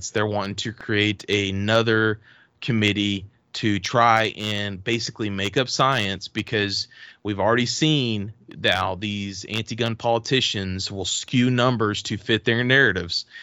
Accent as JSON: {"language": "English", "region": "Texas", "country": "United States", "said": "we're originally from Texas"}